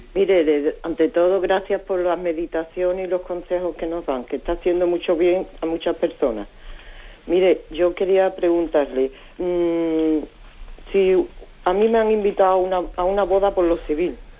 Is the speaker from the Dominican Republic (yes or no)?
no; Colombia; moved away as an adult; now in Spain; yo soy colombiano y llevo 10 años en España